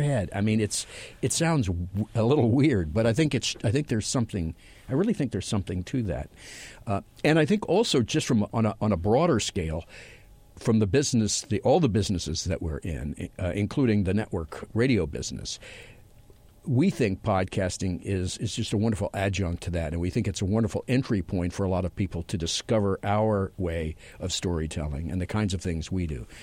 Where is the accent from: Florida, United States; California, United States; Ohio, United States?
California, United States; Los Angeles; my hometown of Los Angeles